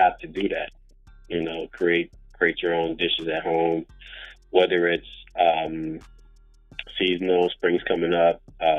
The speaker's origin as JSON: {"language": "English", "region": "Louisiana", "country": "United States", "tie": "born or raised there", "moved": "yes", "lives_now": "California, United States", "said": "I'm from the South, born and raised, you know, from Louisiana"}